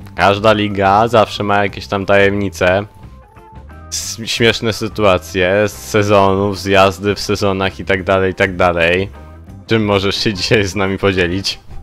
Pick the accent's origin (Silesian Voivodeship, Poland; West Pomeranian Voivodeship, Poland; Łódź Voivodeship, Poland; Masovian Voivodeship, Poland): Silesian Voivodeship, Poland; Gliwice; Ja ze Śląska, z Gliwic